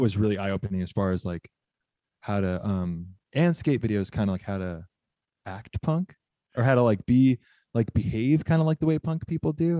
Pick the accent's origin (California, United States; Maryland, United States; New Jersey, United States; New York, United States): California, United States; Southern; I grew up in Southern California